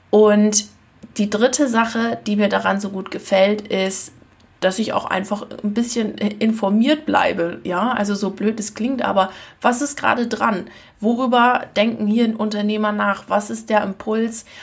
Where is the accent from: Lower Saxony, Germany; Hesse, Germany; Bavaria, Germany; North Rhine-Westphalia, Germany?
Lower Saxony, Germany; Ich komme ja aus Ostfriesland und ich habe das schon früher als Jugendliche gehasst wie die Pest, dass nirgends wo irgendwas los war.